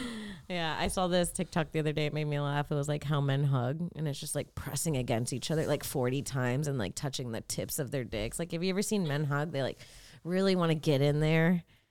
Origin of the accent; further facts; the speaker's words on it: Florida, United States; growing up in Florida